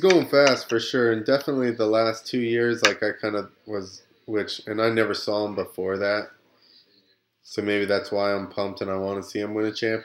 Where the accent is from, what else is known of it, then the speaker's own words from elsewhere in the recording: United States; we're American